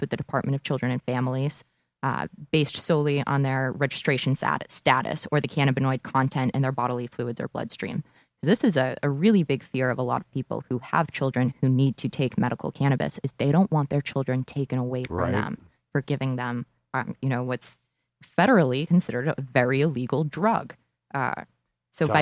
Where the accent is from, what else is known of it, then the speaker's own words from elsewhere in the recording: Boxborough, Massachusetts, United States; my hometown, Boxborough